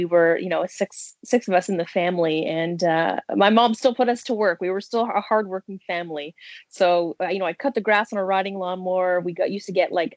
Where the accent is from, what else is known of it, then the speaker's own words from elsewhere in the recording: Niagara, Ontario, Canada; also born or lived in Kitchener-Waterloo / Brampton / Smithville / St. Catharines; Well, I'm an Ontarian, so Canadian. I was born in Kitchener-Waterloo. My family ended up moving from Brampton to Bramley, but I spent most of my time in Niagara